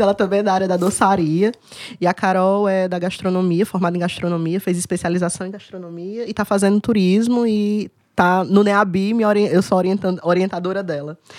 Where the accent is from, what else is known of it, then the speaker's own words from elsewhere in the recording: Cariri, Ceará, Brazil; E eu fui criada bem no Cariri mesmo.